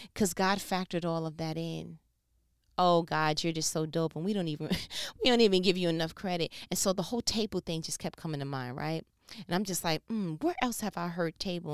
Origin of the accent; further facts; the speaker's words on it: New York, United States; I'm from New York